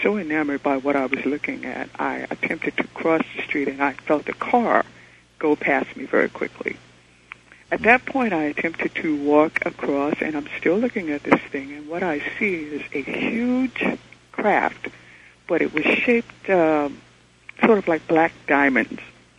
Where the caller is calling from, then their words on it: New York City, New York, United States; I'm calling from New York City.